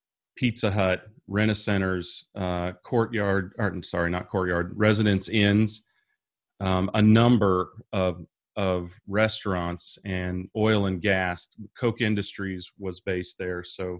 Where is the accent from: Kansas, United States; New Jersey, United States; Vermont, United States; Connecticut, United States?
Kansas, United States; So, I'm originally from Kansas, a small town that most people wouldn't even know, but I've lived all over the states.